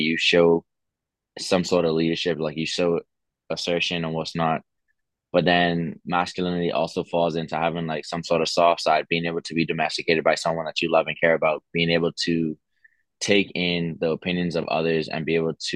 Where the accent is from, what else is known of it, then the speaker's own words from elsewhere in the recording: Bahamas; moved away as an adult; also born or lived in Pennsylvania; I'm from the Bahamas, same as Antonio.